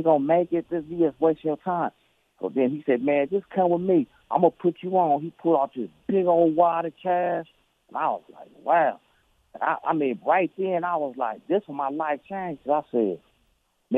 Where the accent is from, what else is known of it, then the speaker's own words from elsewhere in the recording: Oakland, California, United States; born and raised in Oakland